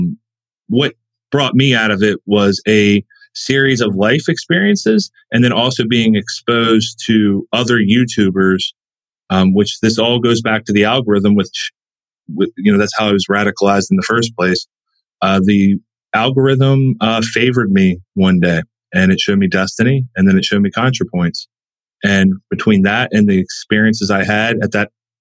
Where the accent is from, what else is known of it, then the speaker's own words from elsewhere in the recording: West Virginia, United States; I'm from West Virginia. I've grown up here my whole life. I was born out of state